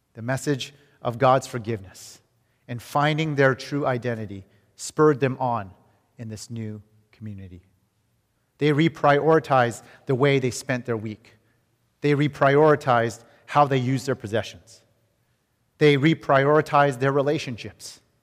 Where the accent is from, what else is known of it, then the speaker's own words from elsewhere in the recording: Vancouver, British Columbia, Canada; moved away; we're from Vancouver, Canada